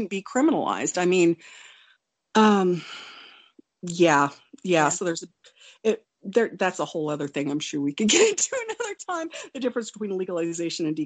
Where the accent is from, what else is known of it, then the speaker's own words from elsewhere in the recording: Wonju, Gangwon, South Korea; I was born in Wonju, South Korea. I'm uh, I'm Korean